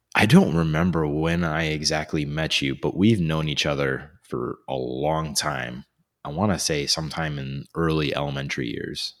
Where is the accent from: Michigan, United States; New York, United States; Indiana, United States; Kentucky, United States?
Indiana, United States; Fort Wayne; born and raised here in Fort Wayne, just like myself